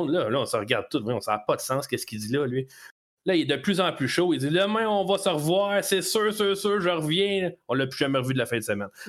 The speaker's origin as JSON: {"language": "French", "country": "Canada", "said": "Je viens du Canada"}